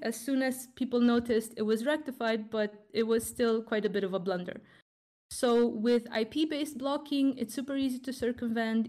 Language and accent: English; Romania; Romania, my home country